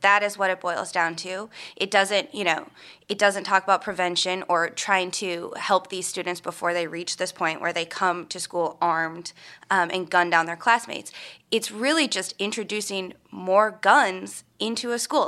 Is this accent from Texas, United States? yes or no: no; Minnesota, United States; I'm from Minnesota, which is obviously, you know, a lot of hunting. So many, uh, relatives and friends that I grew up with grew up hunting and everything